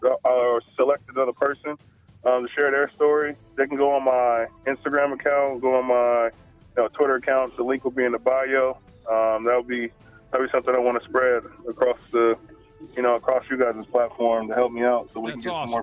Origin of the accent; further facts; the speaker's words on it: Oakland, California, United States; moved away as an adult; now in Chicago, United States; Oakland, California, my hometown